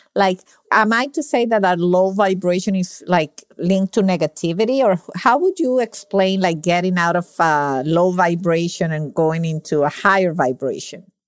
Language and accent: English; Venezuela; now in Miami, United States; I'm from Venezuela